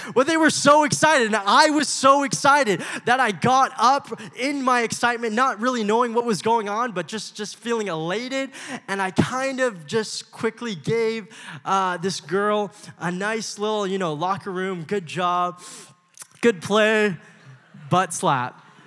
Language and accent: English; Los Angeles, California, United States; I was born in Los Angeles